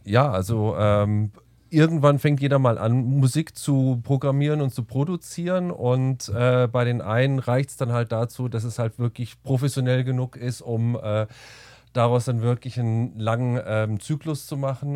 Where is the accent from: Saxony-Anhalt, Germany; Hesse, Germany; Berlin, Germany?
Hesse, Germany; near Kassel; moved away as an adult; also born or lived in Bamberg; now in Munich, Germany; Ursprünglich aus der Nähe von Kassel.